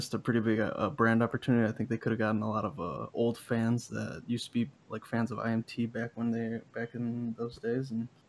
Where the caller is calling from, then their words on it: Chicago, Illinois, United States; I'm calling from Chicago.